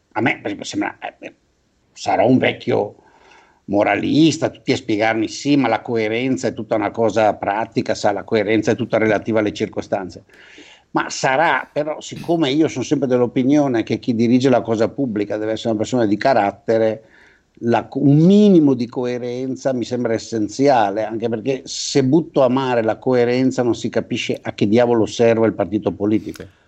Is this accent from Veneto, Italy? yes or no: yes; Veneto, Italy; io da buon veneto